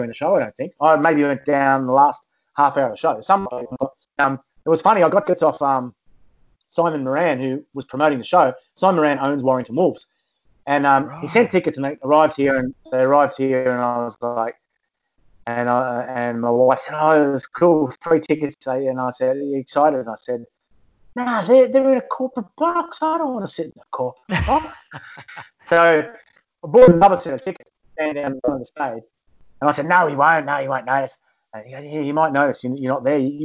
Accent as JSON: {"language": "English", "country": "Australia", "moved": "yes", "lives_now": "United Kingdom", "said": "an Aussie living in the UK"}